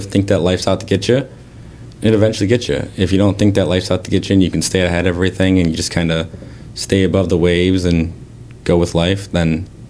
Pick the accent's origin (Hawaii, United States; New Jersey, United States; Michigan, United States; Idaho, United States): Michigan, United States; Saginaw; I'm from the Saginaw area.